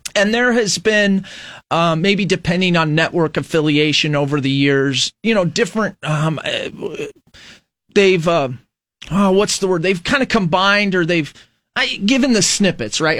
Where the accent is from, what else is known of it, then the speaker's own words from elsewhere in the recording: United States; As an American